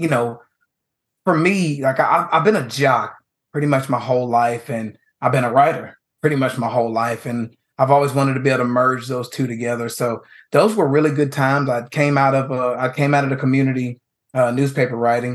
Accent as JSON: {"language": "English", "town": "New Caney", "region": "Texas", "country": "United States", "said": "I'm a writer from New Caney, Texas, who came out with a dream."}